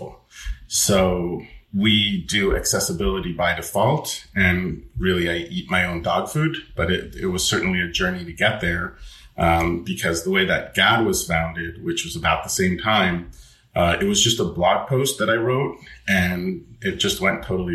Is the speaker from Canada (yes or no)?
yes; Montreal, Quebec, Canada; So I'm Canadian. I was born in Montreal